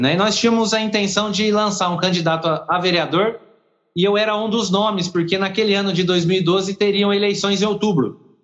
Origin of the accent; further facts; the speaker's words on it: São Paulo, Brazil; now in São Pedro do Turvo, Brazil; Eu sou natural de São Paulo, capital